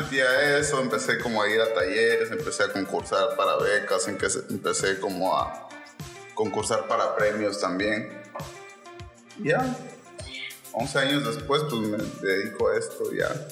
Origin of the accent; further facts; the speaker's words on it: Mexico; soy originario de Kirchhoff, nací en la cuarta sección